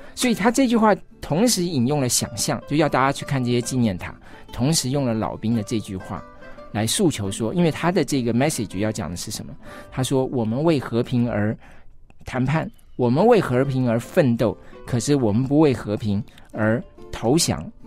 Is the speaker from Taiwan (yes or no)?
yes; Taiwan; 大家都觉得应该我们都是台湾人。嗯，但在我们小时候受教育的时候，我们刚开始受教育的时候，还是中国人的那一套教育